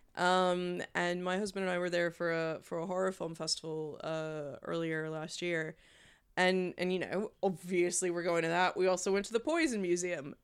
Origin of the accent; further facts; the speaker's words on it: Memphis, Tennessee, United States; from my hometown, Memphis